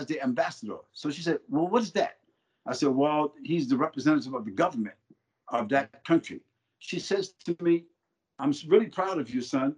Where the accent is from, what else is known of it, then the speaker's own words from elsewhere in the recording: United States; as an American citizen, and as a African American, and as a Muslim